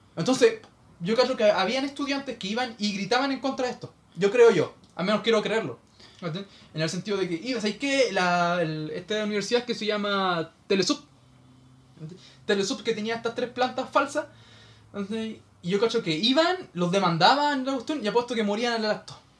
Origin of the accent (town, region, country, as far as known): Chile